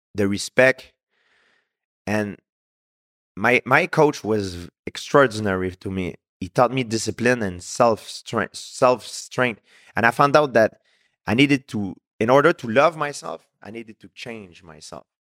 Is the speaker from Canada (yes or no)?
yes; Canada; I'm from Canada